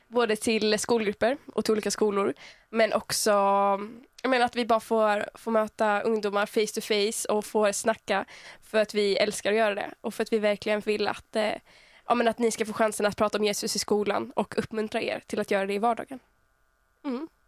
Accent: Örkelljunga, Skåne, Sweden; jag kommer från början från Örkelljunga i Skåne.

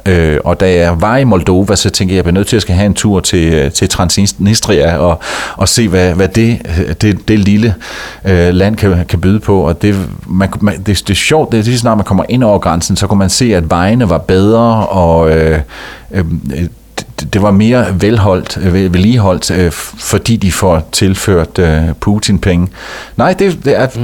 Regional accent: Denmark; moved away as an adult; hjemme i Danmark

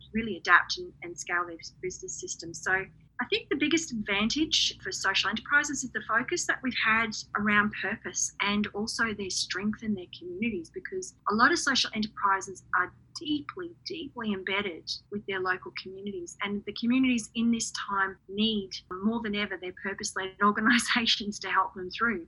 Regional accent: Redland City, Queensland, Australia; in my hometown of Redlands City

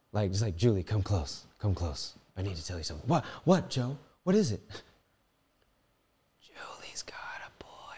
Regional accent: Philippines; Ako is me. Pinoy is Filipino. I am Filipino.

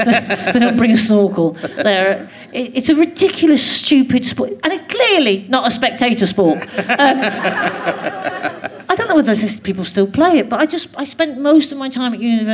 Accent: Glasgow, Scotland, United Kingdom; Yeah, because I was still at school in Glasgow, and I was quite keen to move quite far away.

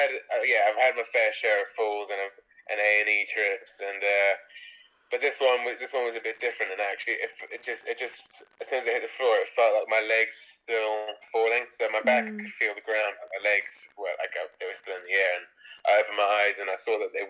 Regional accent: the Midlands, England, United Kingdom; also born or lived in Johannesburg, South Africa / Stratford / Bristol; I'm South African. I was born in Johannesburg and we moved over to England when I was 2 years old. I grew up in the Midlands in the UK

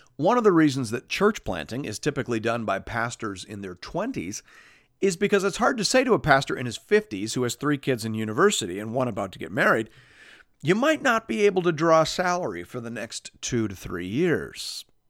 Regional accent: Canada; as a Canadian

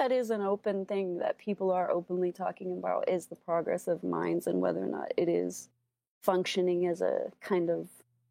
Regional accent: San Francisco, California, United States; born and raised in San Francisco.

